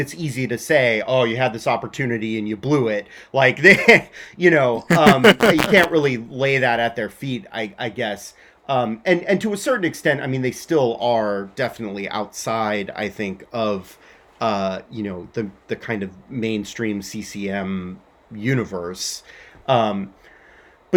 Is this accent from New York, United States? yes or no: no; Southern California, United States; I grew up in Southern California.